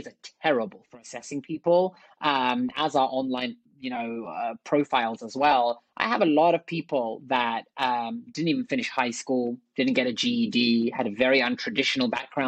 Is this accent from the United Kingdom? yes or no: yes; London, United Kingdom; moved away as an adult; also born or lived in Oxford / Silicon Valley; I'm from London originally. I grew up in London.